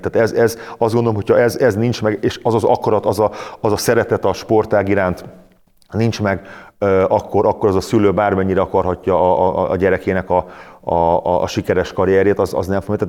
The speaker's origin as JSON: {"language": "Hungarian", "country": "Hungary", "said": "én is vidékről jöttem"}